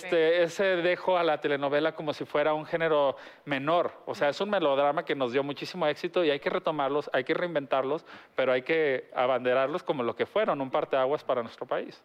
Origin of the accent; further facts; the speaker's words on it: Mexico; somos los mexicanos